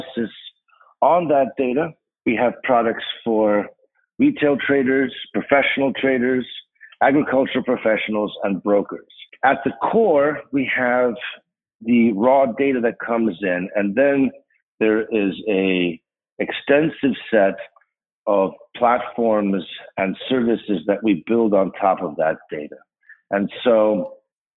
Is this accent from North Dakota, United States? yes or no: no; Chicago, Illinois, United States; also born or lived in Rhode Island / Evanston; I grew up mostly in Chicago on the north side in Rogers Park